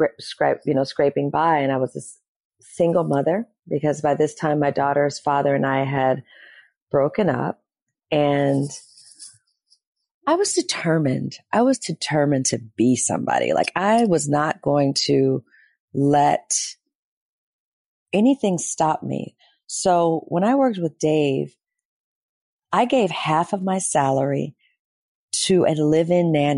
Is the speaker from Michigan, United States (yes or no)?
yes; Detroit, Michigan, United States; moved away; also born or lived in Los Angeles; I come from two hustlers from Detroit, Michigan